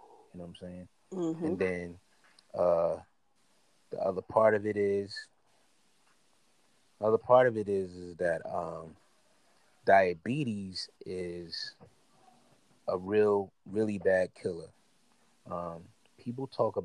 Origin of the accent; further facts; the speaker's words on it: Inglewood, California, United States; I was born in Inglewood in 1982